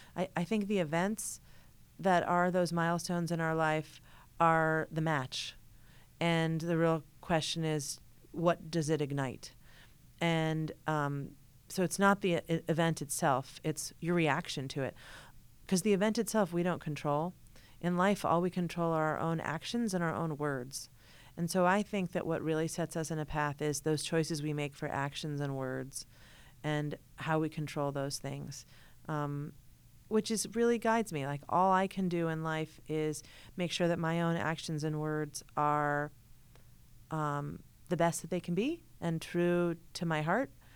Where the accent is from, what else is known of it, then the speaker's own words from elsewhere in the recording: Hartford, Connecticut, United States; I grew up in Hartford, Connecticut